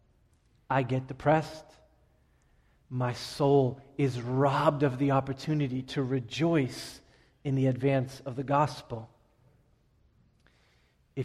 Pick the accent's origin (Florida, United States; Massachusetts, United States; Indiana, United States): Massachusetts, United States; Malden; also born or lived in Everett, Massachusetts; I grew up right on the Everett-Malden line